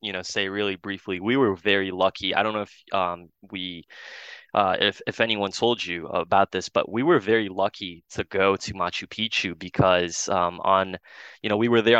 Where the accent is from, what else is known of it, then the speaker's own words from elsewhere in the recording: Brazil; now in Ann Arbor, United States; I'm from South America myself. I'm from Brazil